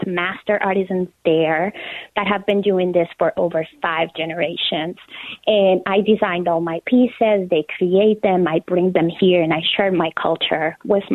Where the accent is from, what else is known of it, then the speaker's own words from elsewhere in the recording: Colombia; moved away as an adult; now in United States; So I am originally from Colombia. I was born and raised there, and I moved to the United States 12 years ago